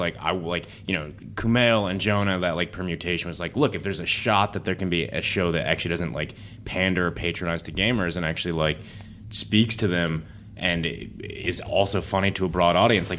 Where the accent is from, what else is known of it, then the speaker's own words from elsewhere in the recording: Michigan, United States; Like, I grew up in Michigan